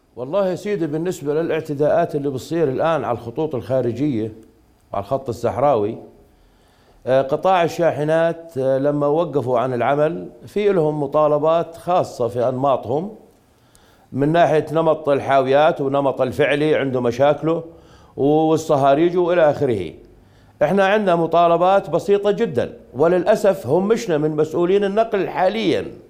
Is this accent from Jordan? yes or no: yes; Jordan; احنا اردنيين